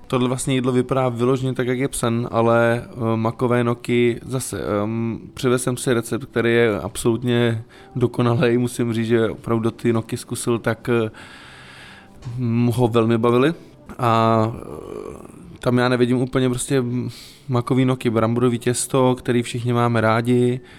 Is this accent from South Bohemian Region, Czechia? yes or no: yes; South Bohemian Region, Czechia; v čem jsme vyrůstali, já jsem třeba z Jihuček